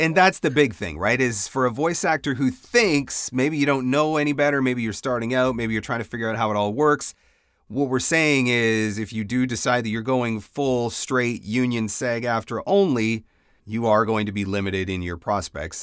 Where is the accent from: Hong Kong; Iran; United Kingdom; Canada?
Canada; I'm Canadian